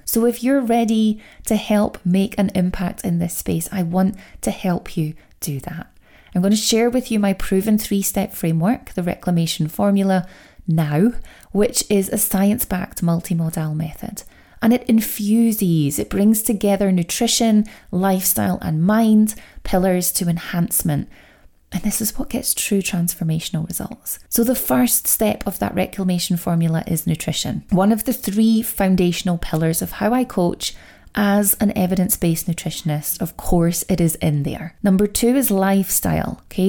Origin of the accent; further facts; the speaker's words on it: Scotland, United Kingdom; I know the accent does give it away. I am Scottish.